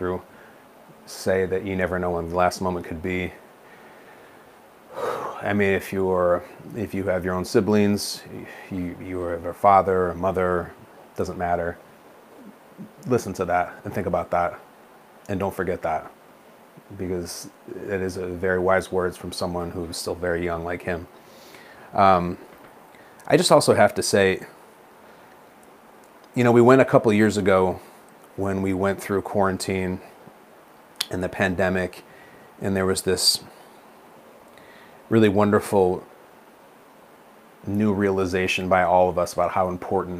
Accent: Chicago, Illinois, United States; I'm born and raised in the Chicago area

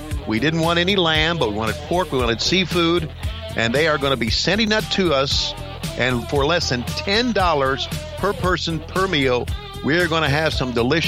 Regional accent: Marietta, Georgia, United States; my hometown of Marietta, Georgia

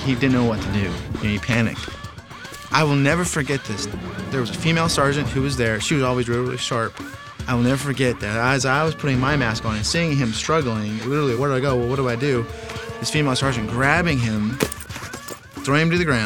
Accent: Idaho Falls, Idaho, United States; I'm originally from Idaho Falls, Idaho

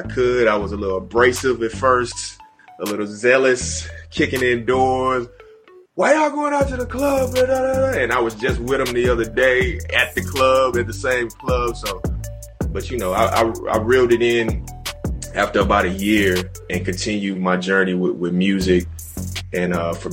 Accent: Houston, Texas, United States; moved away as an adult; I was like straight from Houston

